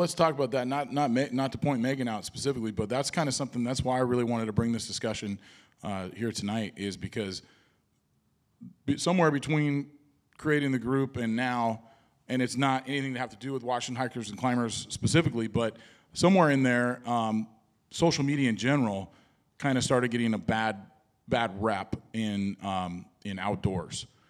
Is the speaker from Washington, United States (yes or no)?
yes; Washington, United States; I was born in Washington